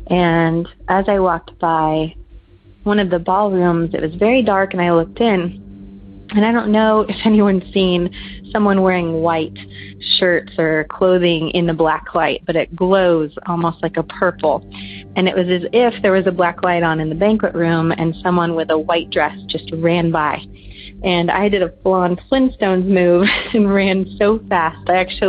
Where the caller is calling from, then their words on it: Southern California, United States; I'm calling from Southern California.